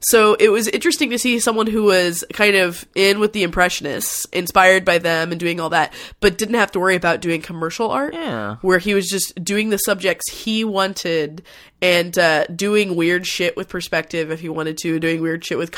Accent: Fort Worth, Texas, United States; it's to my hometown of Fort Worth, Texas has a lot of really good museums

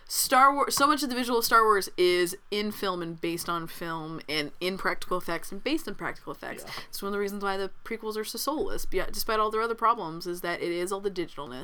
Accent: Texas, United States; I'm a Texan

